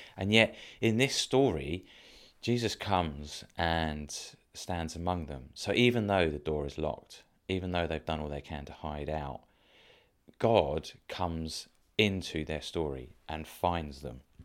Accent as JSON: {"language": "English", "town": "Dover", "region": "South East England", "country": "United Kingdom", "tie": "born or raised there", "said": "I grew up in Dover"}